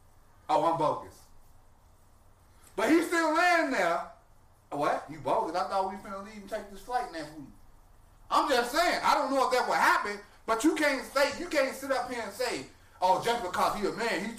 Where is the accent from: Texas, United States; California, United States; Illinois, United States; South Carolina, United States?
Illinois, United States; Chicago; I'm from Chicago.